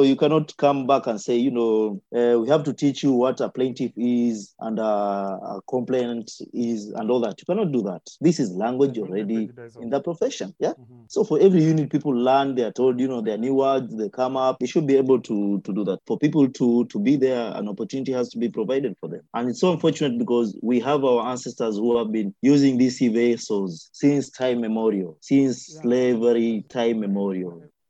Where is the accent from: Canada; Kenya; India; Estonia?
Kenya; Kilifi, Kilifi County; I come from Kilifi, I've been born in Kilifi, we've been burying our people in Kilifi.